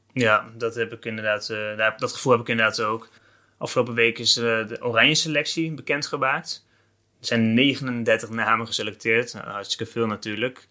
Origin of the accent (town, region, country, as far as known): Netherlands